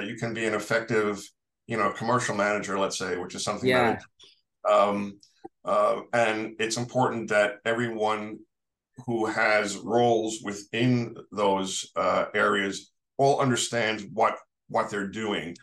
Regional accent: New York City, New York, United States; I'm a New Yorker, born and raised

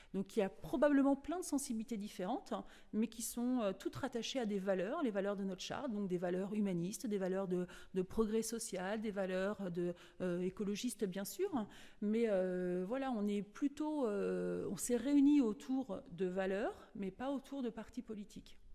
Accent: Cholet, Pays de la Loire, France; Je suis originaire de Cholet

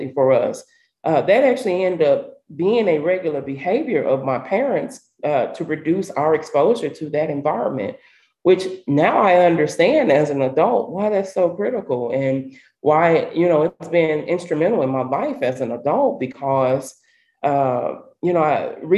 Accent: St. Louis, Missouri, United States; growing up in North St. Louis, we didn't have a lot of trees

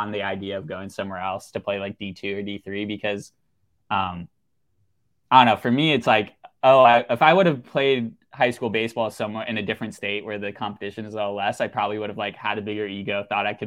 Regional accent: California, United States; I grew up in California

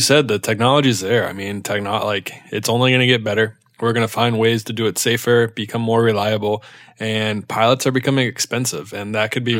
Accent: Charlotte, North Carolina, United States; also born or lived in Ohio; I'm from North Carolina. I'm born and raised in Charlotte, North Carolina.

